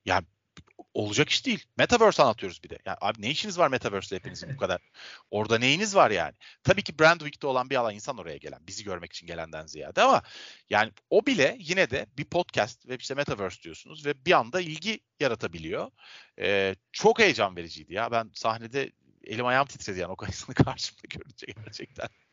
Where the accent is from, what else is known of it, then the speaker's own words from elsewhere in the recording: Istanbul, Turkey; ben Avrupa yakasında doğdum, büyüdüm, yaşıyorum.